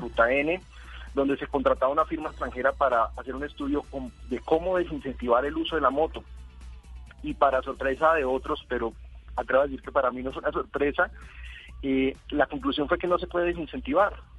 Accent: Colombia

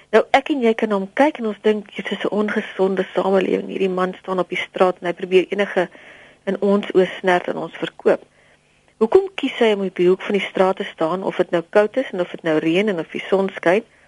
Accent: South Africa; also born or lived in Pretoria; ons as Suid-Afrikaners

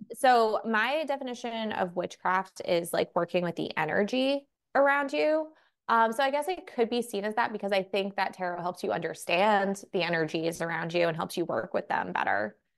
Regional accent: New York, United States; I'm from New York. I grew up like Irish Catholic family. My mom is from the Philippines

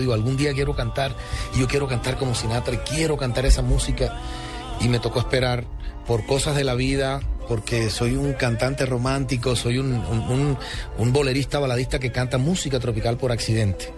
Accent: Caribbean Region, Colombia; soy el primer colombiano en la historia

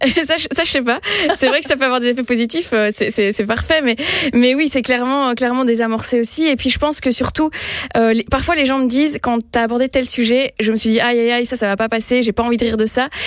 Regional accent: Belgium; je suis belge à la base

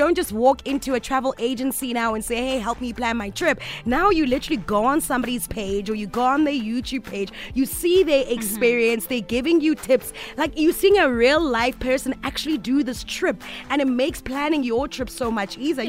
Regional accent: South Africa; but I find that because we come from South Africa, and we're always so careful.

